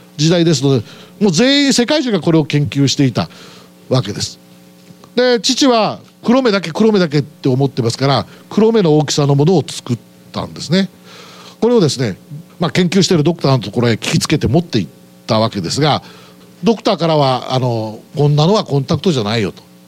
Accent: Aichi, Japan; 出身はまあ愛知県で

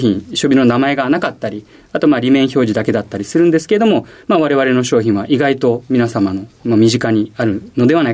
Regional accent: Ashiya, Hyogo, Japan; 兵庫県の芦屋市です

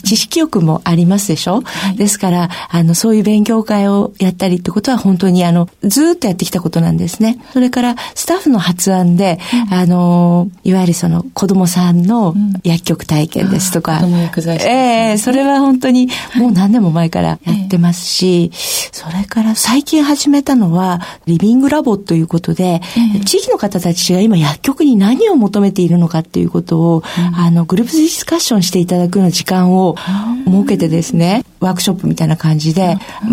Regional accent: Niigata, Japan; born or raised there; also born or lived in Tokyo

